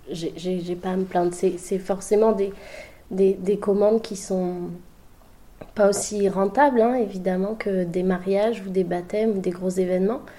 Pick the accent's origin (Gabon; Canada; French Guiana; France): Gabon; Libreville, Estuaire; moi je suis née au Gabon, à Libreville. Euh, c'est pile poil sur l'équateur, au euh, bord de mer. J'ai grandi avec l'océan à, 20 mètres de mon balcon.